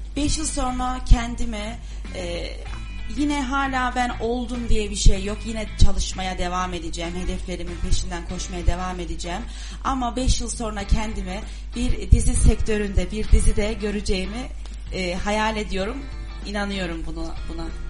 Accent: Turkey; iyi ki de Türkiye'de doğmuşum, Türkiye'de yaşıyorum.

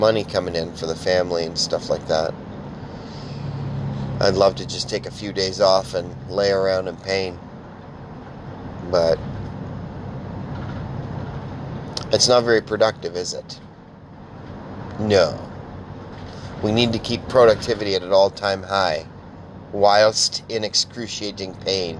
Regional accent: Canada; I'm Canadian too

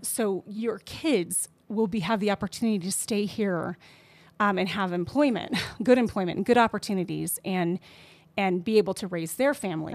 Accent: Colorado, United States; also born or lived in the South / Los Angeles; now in New Mexico, United States; I grew up in Colorado

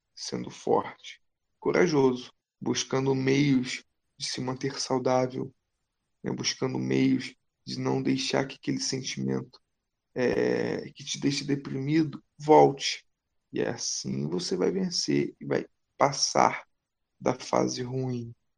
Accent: Brazil; somos brasileiros

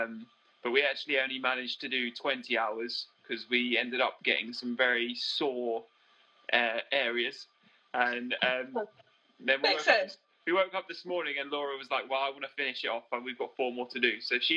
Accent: East of England, United Kingdom; We are from the UK, from Cambridgeshire. We aren't actually currently in our van because we recently returned to the UK and had to quarantine.

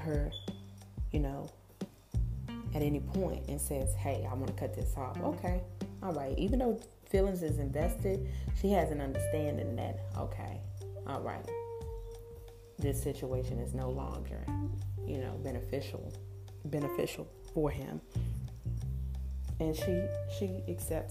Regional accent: United States; I am African-American.

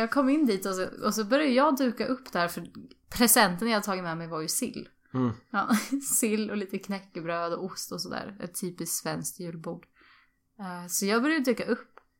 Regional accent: Sweden; Jag är från, från eh, Sverige och, och jag står utanför.

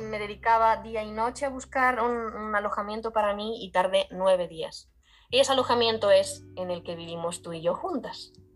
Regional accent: Galicia, Spain; moved away as an adult; also born or lived in Ireland; Yo soy de España, concretamente de Galicia. Y crecí en el campo

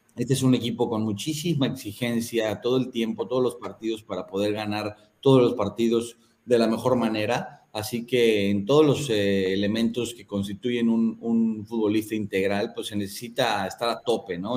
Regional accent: Mexico; now in Malaysia; soy el único mexicano de todo el continente

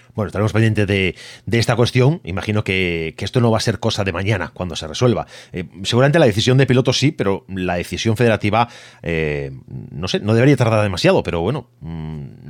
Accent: Galicia, Spain; Yo, como gallego

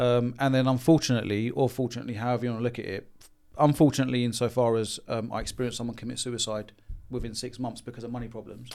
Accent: London, United Kingdom; being born and raised in London and Haringey

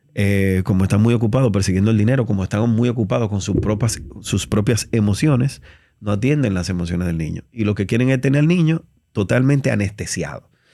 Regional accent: Dominican Republic; soy un, dominicano

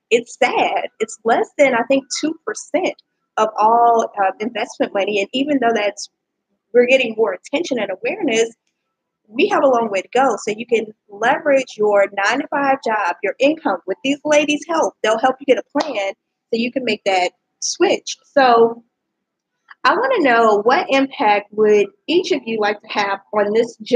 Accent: Louisiana, United States; so I didn't go to LSU, but I'm from Louisiana, so I always

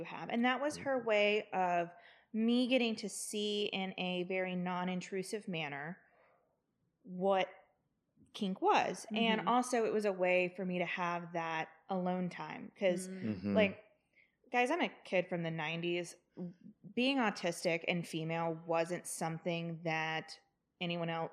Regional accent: the South, United States; I grew up in the South.

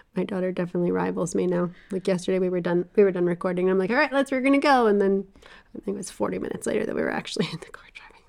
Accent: the South, United States; I grew up in the South

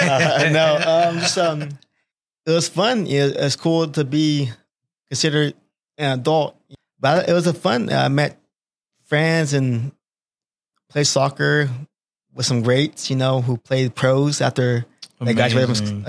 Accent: Clovis, California, United States; also born or lived in San Francisco, California; I'm 33 years old. I'm from Clovis, California

